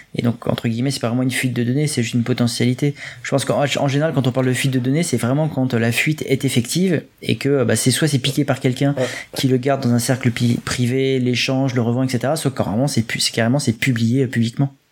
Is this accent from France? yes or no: yes; France; nous sommes français